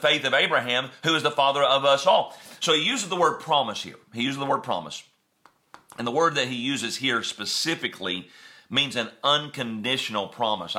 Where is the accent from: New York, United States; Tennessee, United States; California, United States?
Tennessee, United States; West; moved away; we're from West Tennessee.